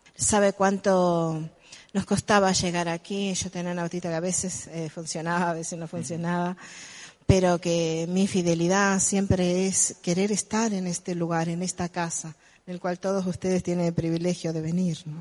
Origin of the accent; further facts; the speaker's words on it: El Trébol, Santa Fe, Argentina; soy del Trébol a una distancia de más o menos 170 kilómetros